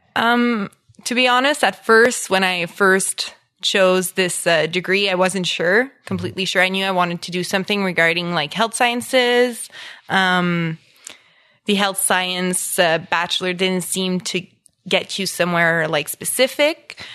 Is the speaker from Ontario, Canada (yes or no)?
yes; Embrun, Ontario, Canada; English is a second language; also born or lived in Orleans, Ottawa; I grew up in Embrun, which is a small, uh, French village, uh, east, southeast of Ottawa